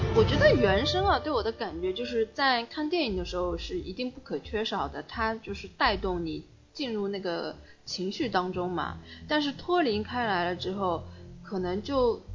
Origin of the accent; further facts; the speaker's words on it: China; 我们中国人